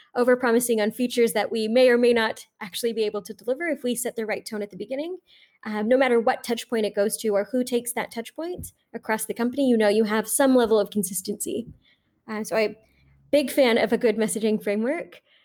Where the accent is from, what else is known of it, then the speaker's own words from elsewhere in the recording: Tucson, Arizona, United States; I grew up in Tucson, Arizona